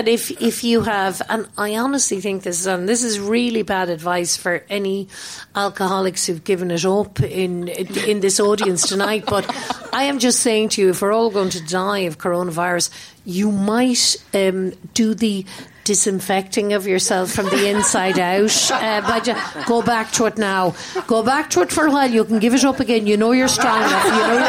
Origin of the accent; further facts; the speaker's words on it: Ireland; Like I grew up in Ireland, although I've lived away from there for so many decades and years and decades and moments and everything.